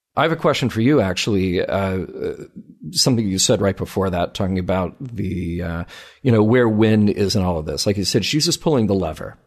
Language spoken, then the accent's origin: English; the South, United States; we grew up in the South around the same time.